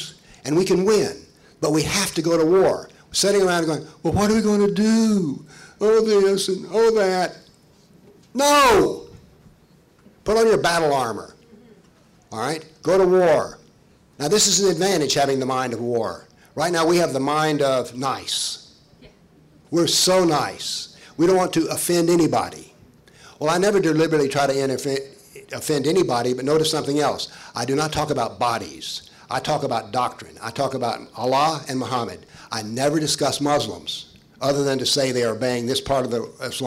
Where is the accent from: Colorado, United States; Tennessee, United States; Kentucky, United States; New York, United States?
Tennessee, United States; Nashville; I come from Nashville, Tennessee